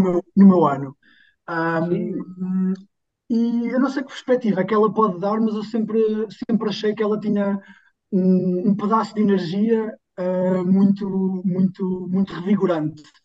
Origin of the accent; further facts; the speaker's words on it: Figueira da Foz, Centro, Portugal; na minha terra natal, portanto eu sou da Figueira da Foz.